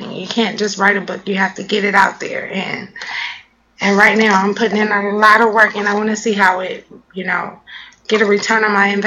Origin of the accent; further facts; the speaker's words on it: Los Angeles, California, United States; now in Washington, United States; Yeah, I'm from California, Los Angeles, California, South Central